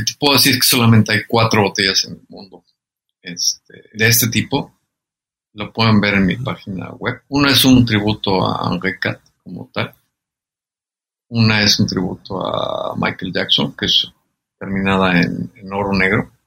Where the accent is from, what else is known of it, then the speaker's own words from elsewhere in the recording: Mexico; es un orgullo pertenecer a esa gran patria, a esa gran nación y ser mexicano